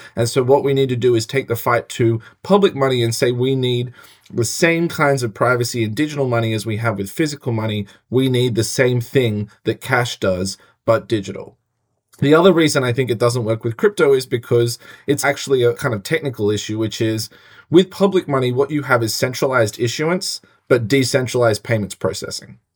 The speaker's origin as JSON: {"language": "English", "country": "Australia", "moved": "yes", "lives_now": "United States", "said": "I'm an Australian"}